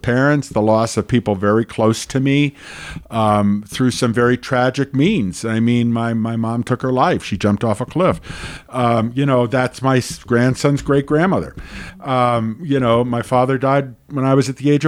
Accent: New York City, New York, United States; I grew up in the New York City area

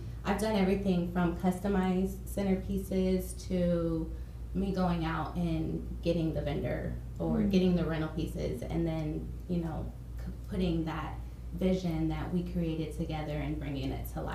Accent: Dallas, Texas, United States; also born or lived in Midlothian, Texas; I'm from Dallas. Born and raised in Dallas

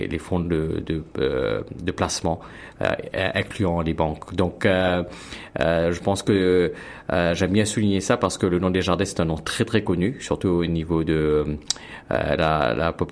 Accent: Mauritius; now in Toronto, Canada; Donc je, viens de l'île Maurice, donc je suis mauricien.

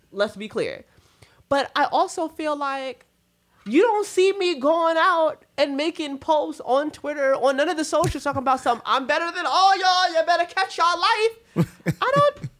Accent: Puerto Rico; moved away; growing up in Puerto Rico, like on a farm

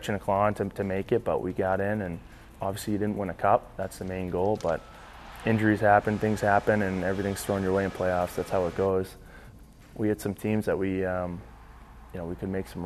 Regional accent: Boston, Massachusetts, United States; also born or lived in Saint John; now in Minnesota, United States; grew up in the Boston area, so I love my hometown

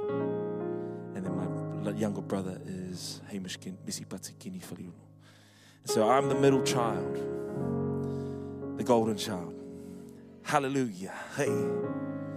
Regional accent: Wellington, New Zealand; I'm a Wellington born Samoan. Mum and dad both Samoan, and grew up in a Methodist church, Samoan Methodist church in Aitara. That was for about 18 years

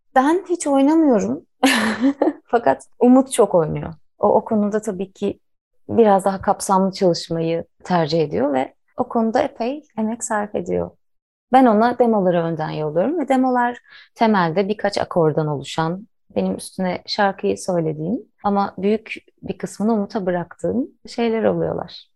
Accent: Istanbul, Turkey; moved away as an adult; now in Biga, Turkey; İstanbul'da doğdum.

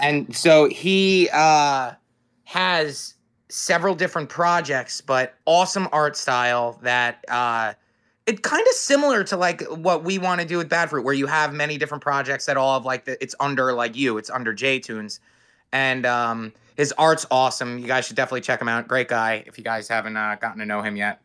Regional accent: Hampton Bays, New York, United States; Hampton Bays, my hometown, our colors are purple

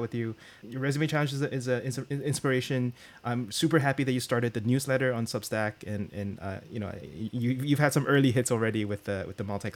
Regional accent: Singapore; I was born and raised in Singapore

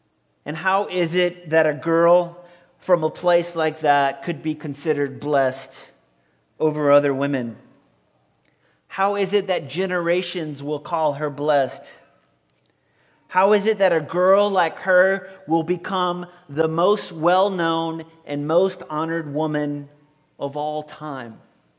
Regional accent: Violet, Louisiana, United States; born or raised there; moved away

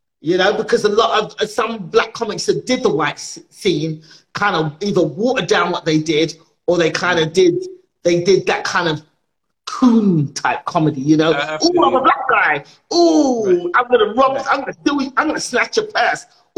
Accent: Nigeria; So when I came on the scene as a Nigerian comedian, I was doing jokes from my perspective.

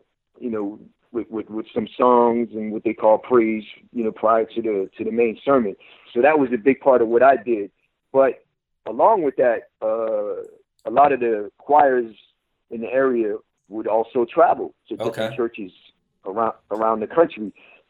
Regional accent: Essex County, New Jersey, United States; I grew up in Essex County, New Jersey

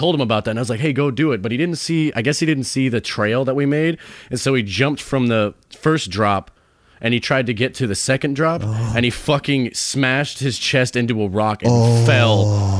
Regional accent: Palestine, Texas, United States; I grew up in Palestine.

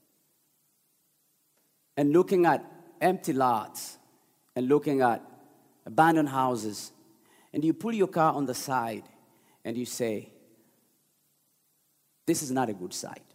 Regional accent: Uganda; now in Detroit, United States; I grew up in Uganda

